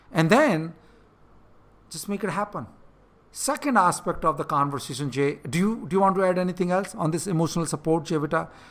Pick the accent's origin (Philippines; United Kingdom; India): India; moved away; I'm in India right now, and this is the part of the world I grew up